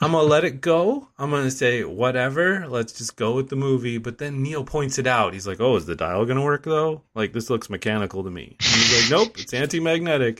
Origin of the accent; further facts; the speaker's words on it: United States; I'm American